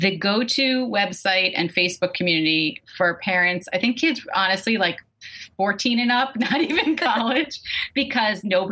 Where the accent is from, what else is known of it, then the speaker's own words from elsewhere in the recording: Brooklyn, New York, United States; I grew up in Brooklyn, and where I grew up in Brooklyn at that time